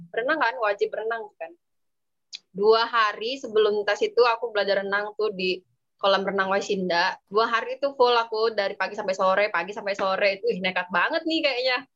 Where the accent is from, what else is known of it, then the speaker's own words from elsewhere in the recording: Lampung, Indonesia; kita orang Lampung Barat, Pak.